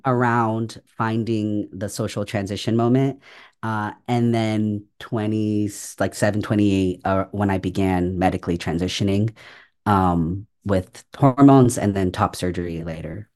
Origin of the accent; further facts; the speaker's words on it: San Francisco Bay Area, California, United States; moved away as an adult; also born or lived in Chicago; I grew up in San Francisco Bay Area.